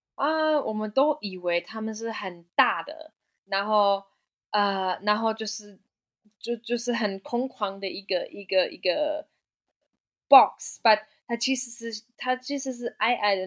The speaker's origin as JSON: {"language": "Chinese", "country": "Germany", "also_born_or_lived": "Hualien, Taiwan", "second_language": "Chinese", "moved": "as an adult", "lives_now": "Taiwan", "said": "因为我是德国人"}